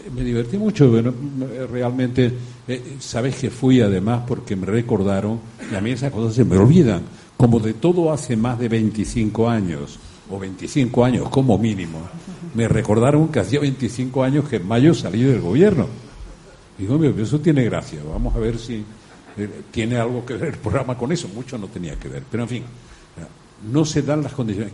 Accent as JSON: {"language": "Spanish", "area": "the South", "region": "southern Spain", "country": "Spain", "also_born_or_lived": "Extremadura", "said": "las raíces de mi tierra"}